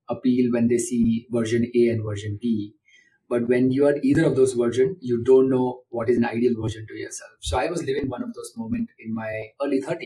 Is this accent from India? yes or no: yes; India; now in Bangalore, India; as an Indian